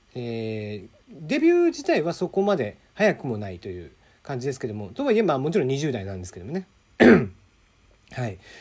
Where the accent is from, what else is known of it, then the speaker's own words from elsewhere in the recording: Kyushu, Japan; 九州出身ですので